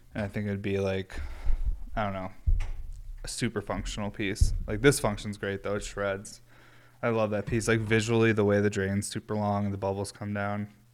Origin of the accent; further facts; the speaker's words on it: Northeast United States, United States; I'm from the Northeast.